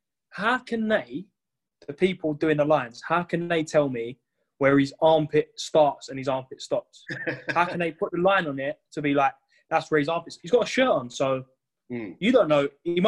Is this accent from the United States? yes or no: no; London, United Kingdom; I'm from South, yeah.